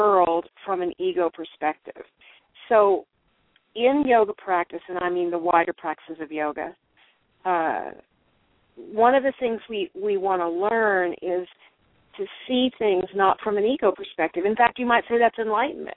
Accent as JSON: {"language": "English", "region": "Texas", "country": "United States", "tie": "born or raised there", "said": "I was raised in Texas"}